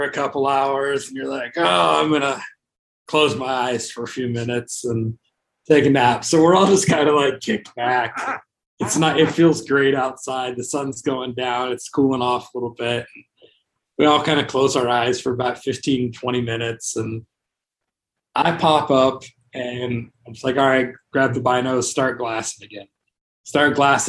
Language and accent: English; Las Vegas, Nevada, United States; I'm from Vegas.